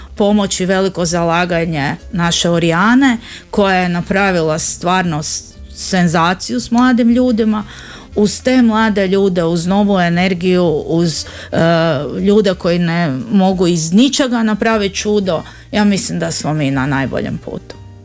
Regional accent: Zagreb, City of Zagreb, Croatia; kod nas u Zagrebu

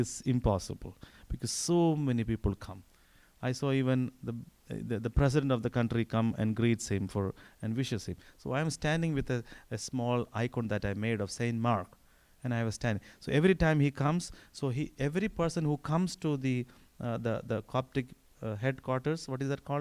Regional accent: India; moved away; I'm Indian.

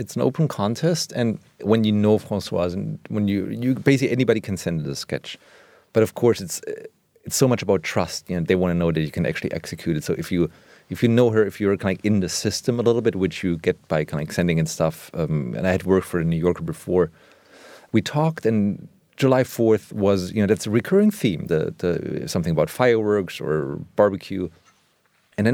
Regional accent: Germany; born or raised there; English is a second language

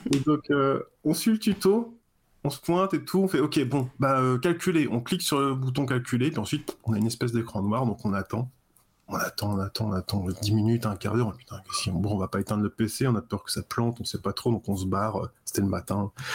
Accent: Cherbourg, Normandy, France; moved away as an adult; also born or lived in Paris; je viens de Cherbourg, en fait. Donc j'étais Cherbourg, en Normandie, tout ça, dans mon petit coin avec euh, mon port et puis euh, mes bars

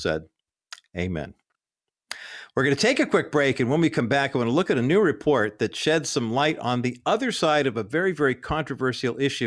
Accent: Whittier, California, United States; my hometown of Whittier, California

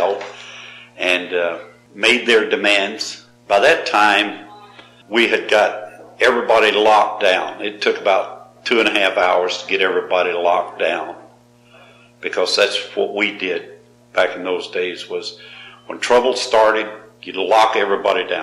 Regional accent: Georgia, United States; moved away; all the inmates called me … because I was from Georgia.

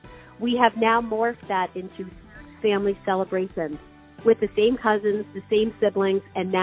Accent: Northeast, United States; now in Sonoma County, United States; growing up in the Northeast

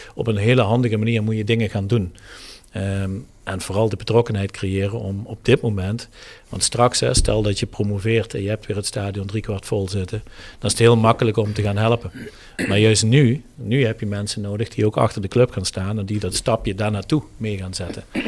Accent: Heerlen, Limburg, Netherlands; geboren en getogen in het Heerlense.

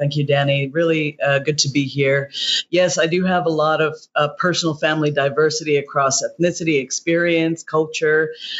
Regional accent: Indonesia; also born or lived in Hawaii, United States; But definitely growing up in Indonesia and in Hawaii offered so many opportunities

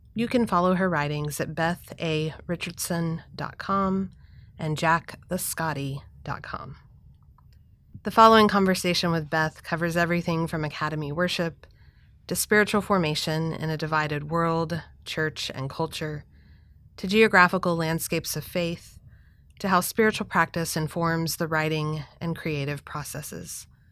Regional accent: Texas, United States; I'm from Texas

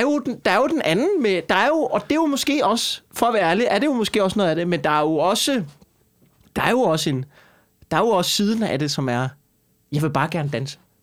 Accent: Skanderborg, Central Denmark Region, Denmark; jeg kommer fra Skanderborg.

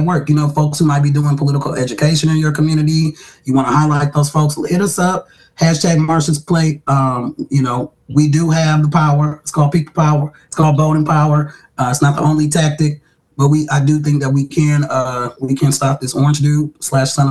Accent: the North, United States; I grew up north, great migration. My parents are first generation up north

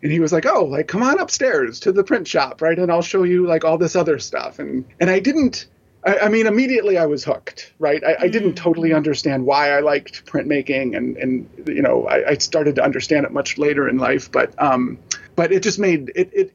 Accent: Schaumburg, Illinois, United States; also born or lived in Chicago; I grew up in a suburb called Schaumburg, which is essentially like a big mall

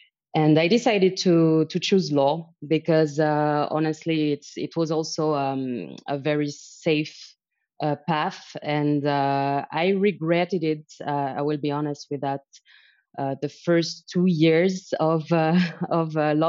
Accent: Paris, Île-de-France, France; moved away as an adult; also born or lived in Helsinki, Finland / Shanghai, China / Zurich, Switzerland; I'm originally from Paris, so I believe I can call myself lucky. I was born and raised there

